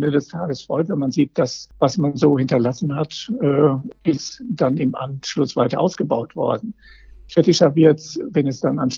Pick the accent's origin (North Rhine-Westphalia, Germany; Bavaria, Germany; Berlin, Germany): North Rhine-Westphalia, Germany; Essen; Das, aus meiner Heimatstadt, so.